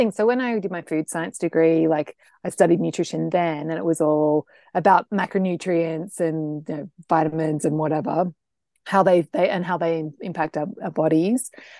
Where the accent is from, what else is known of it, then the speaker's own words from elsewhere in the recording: Australia; I'm an Australian, and the thing is, you should know about me is that I'm a big food lover.